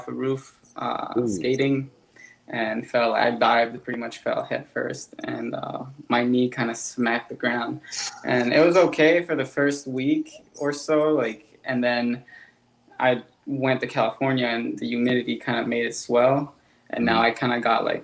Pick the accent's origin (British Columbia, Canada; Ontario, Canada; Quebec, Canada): Quebec, Canada; Montreal; also born or lived in Los Angeles / Las Vegas; I'm from Montreal, Quebec